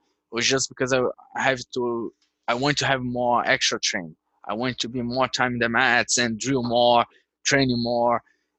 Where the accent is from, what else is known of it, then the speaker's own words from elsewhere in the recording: Brazil; now in Arizona, United States; I was born in Brazil, right? So I'm Brazilian.